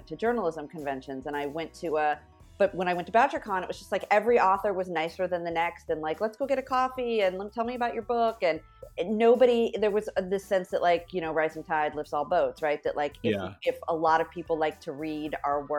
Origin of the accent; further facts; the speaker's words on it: Fresno, California, United States; moved away; also born or lived in New York City; where I grew up in Fresno, California, there were no Hasidic Jews.